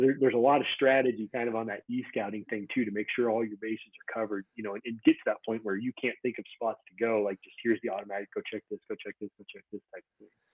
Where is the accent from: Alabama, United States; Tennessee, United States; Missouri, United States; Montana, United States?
Montana, United States; now in Utah, United States; I grew up in Montana